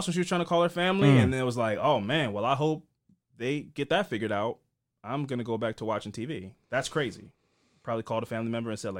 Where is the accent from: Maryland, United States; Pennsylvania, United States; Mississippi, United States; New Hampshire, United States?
Maryland, United States; Essex; And I come from we grew up in Essex.